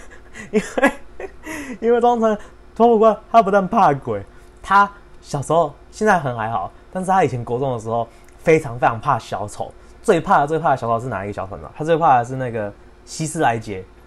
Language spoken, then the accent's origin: Chinese; Yunlin County, Taiwan; 我本身是云林的